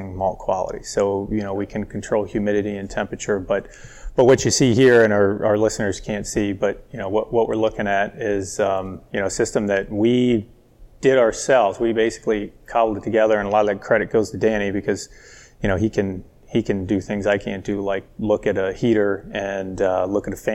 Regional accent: College Park, Maryland, United States; born or raised there; now in Howard County, United States

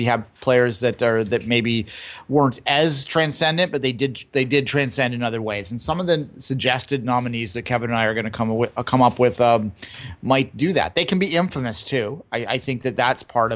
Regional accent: Canada; I am Canadian

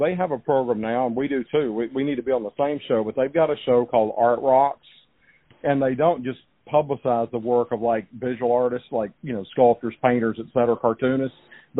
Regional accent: Baton Rouge, Louisiana, United States; I grew up in Baton Rouge

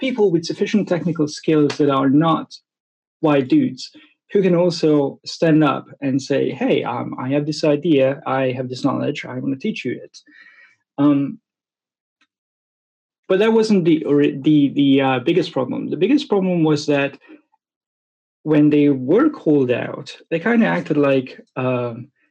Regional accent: Hungary; English is a second language; moved away as an adult; also born or lived in Brooklyn, New York, United States / New Zealand; now in Oxford, United Kingdom; I live in the UK, in Oxford City. But I was born in Hungary

